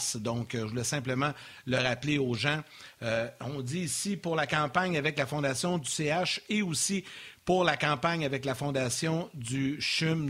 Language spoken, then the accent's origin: French; Sorel-Tracy, Quebec, Canada; accent: Sorel accent; c'est mon accent de Sorel